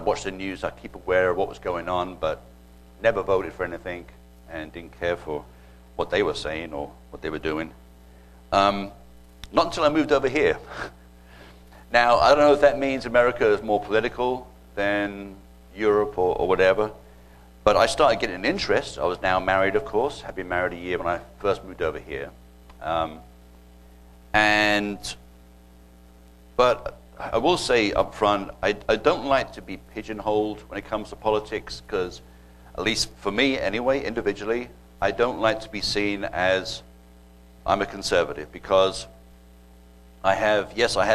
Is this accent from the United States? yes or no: no; England, United Kingdom; moved away as an adult; growing up in England